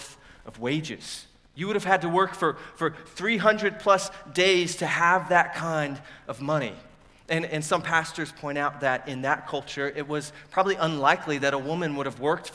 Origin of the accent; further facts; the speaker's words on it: United States; we as American readers